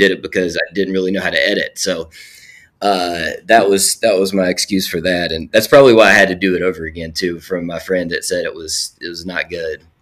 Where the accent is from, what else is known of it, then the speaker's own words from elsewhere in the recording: Alum Creek, West Virginia, United States; set in my hometown of Alum Creek, West Virginia.